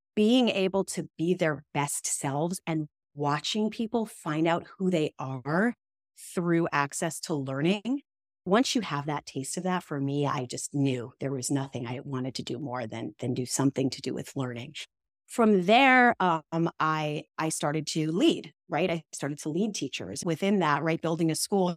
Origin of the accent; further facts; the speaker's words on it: New York, United States; accent: New York; I grew up in New York, which people can probably tell from the second they hear me speak, even though I've tried really hard to get rid of that New York vibe